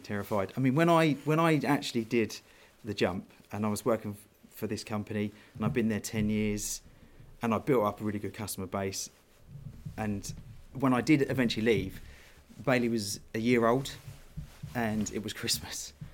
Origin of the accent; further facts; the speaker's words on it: Worthing, South East England, United Kingdom; I'm from the south coast. I live in Worthing, West Sussex. I've lived there all my life.